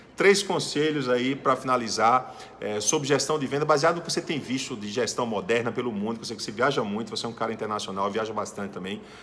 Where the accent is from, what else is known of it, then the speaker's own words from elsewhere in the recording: Paraíba, Brazil; moved away as an adult; also born or lived in Blumenau, Santa Catarina; now in Southern Brazil; eu sou lá da Paraíba, eu vim morar no Sul